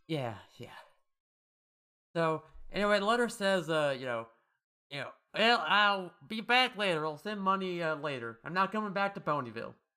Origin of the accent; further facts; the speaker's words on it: Colorado, United States; I'm from Colorado.